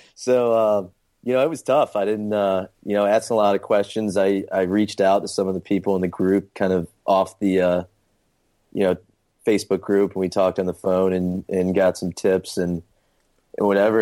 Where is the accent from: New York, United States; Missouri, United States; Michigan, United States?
Missouri, United States; St. Louis; moved away as an adult; now in Charleston, United States; I'm originally from Saint Louis, Missouri, and then came to, uh, Charleston for college